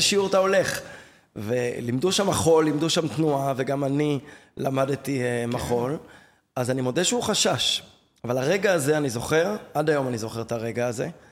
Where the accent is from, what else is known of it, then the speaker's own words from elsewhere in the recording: Tel Aviv, Tel Aviv District, Israel; גדלתי בתל אביב, אני יליד תל אביב